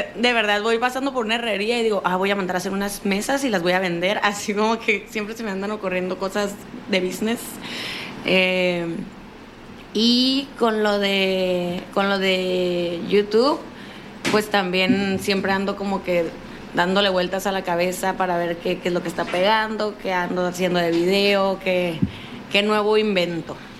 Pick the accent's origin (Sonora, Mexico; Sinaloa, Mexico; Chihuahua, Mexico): Sinaloa, Mexico; Culiacán; sinaloense de Culiacán